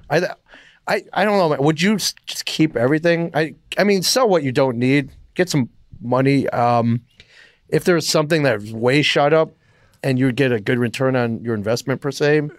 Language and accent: English; Michigan, United States; I'm from Michigan